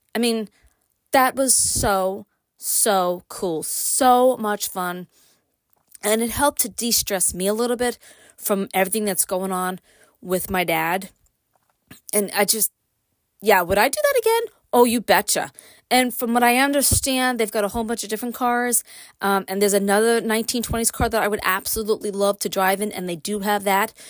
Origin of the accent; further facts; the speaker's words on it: New York City, New York, United States; moved away as an adult; now in Upstate New York, United States; Born and raised in Brooklyn. Like, quite literally born and raised in Brooklyn. Moved to upstate after I got married